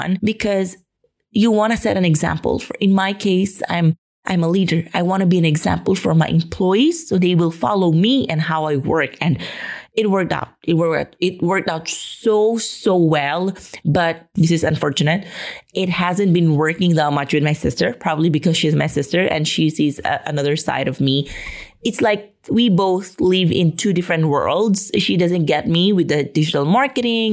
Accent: Philippines; moved away as an adult; now in Spain; get out of my home country

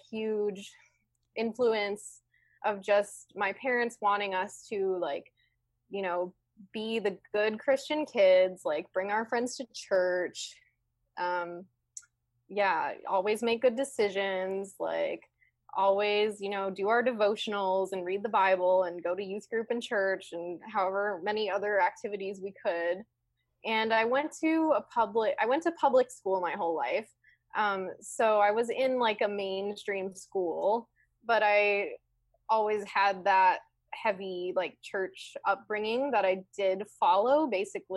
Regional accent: Midwest, United States; I was raised in the Midwest in a very traditional, awesome, loving family

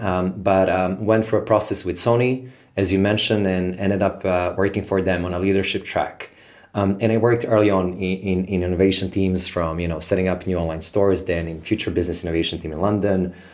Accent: Serbia; born and raised in Serbia

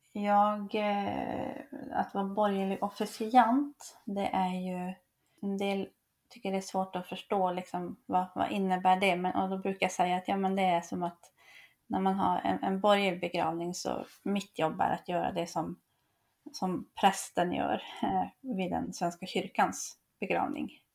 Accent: Piteå, Norrbotten County, Sweden; jag kommer från, från Pite, ehm, så på den tiden så var det där uppe i Piteå

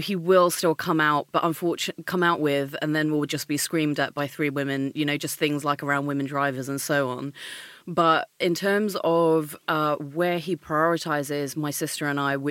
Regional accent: Maidstone, South East England, United Kingdom; also born or lived in India; I come from Maidstone

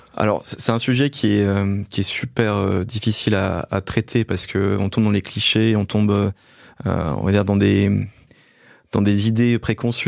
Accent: Belfort, Bourgogne-Franche-Comté, France; born or raised there

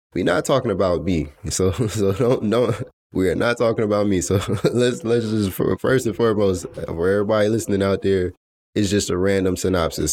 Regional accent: Atlanta, Georgia, United States; I was born in Atlanta, Georgia

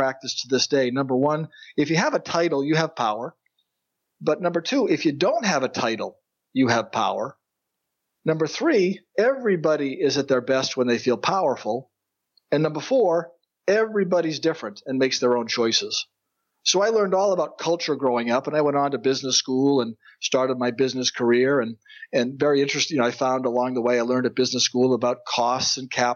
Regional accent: central Massachusetts, United States; I was blessed to grow up in Massachusetts, in the central part of the state, the oldest of three

